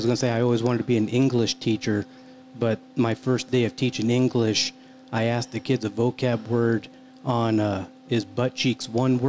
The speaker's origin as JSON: {"language": "English", "region": "Iowa", "country": "United States", "tie": "born or raised there", "moved": "yes", "said": "I was originally born in Iowa."}